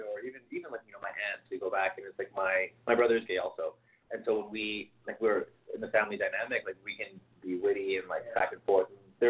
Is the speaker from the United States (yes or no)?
yes; South Texas, United States; now in Los Angeles, United States; my hometown is in South Texas